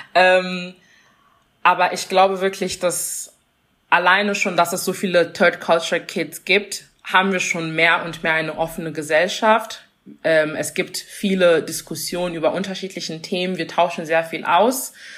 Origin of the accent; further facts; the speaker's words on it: Germany; also born or lived in Congo; now in Saarbrücken, Germany; meine Kindheit dann in Deutschland